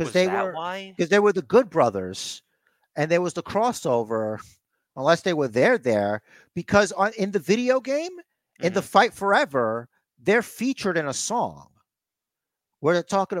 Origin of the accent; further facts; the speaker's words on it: United States; me being an American